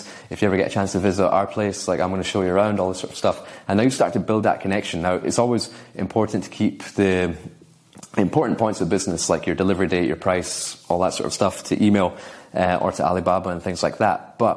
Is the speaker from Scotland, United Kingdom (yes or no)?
yes; Scotland, United Kingdom; I'm from Scotland